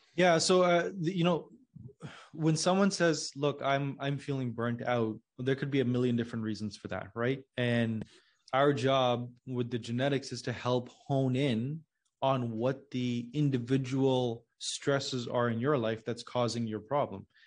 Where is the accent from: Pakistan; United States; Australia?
Pakistan; I'm originally from Pakistan